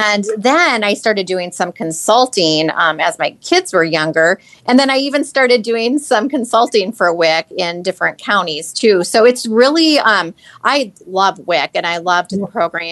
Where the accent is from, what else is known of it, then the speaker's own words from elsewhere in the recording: Minnesota, United States; now in Iowa, United States; I am from Minnesota originally. And I also, coming from Minnesota to Iowa